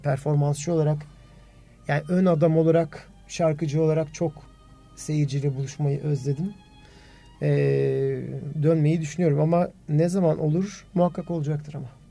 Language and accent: Turkish; Turkey